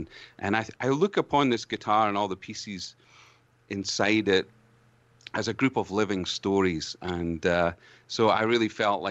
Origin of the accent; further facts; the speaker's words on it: Scotland, United Kingdom; accent: brogue; now in Canada; as a Scotsman to discover more about this amazing country that I live